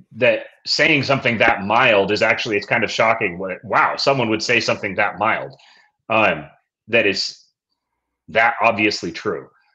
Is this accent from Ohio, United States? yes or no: no; Seattle, Washington, United States; growing up in Seattle